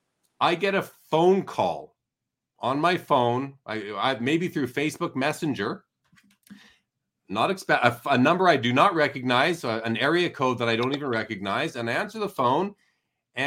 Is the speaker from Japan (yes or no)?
no; Winnipeg, Manitoba, Canada; moved away; I'm originally from Winnipeg